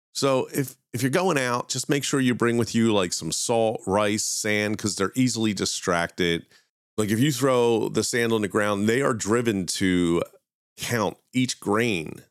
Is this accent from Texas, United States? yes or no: no; Philadelphia, Pennsylvania, United States; my hometown of Philadelphia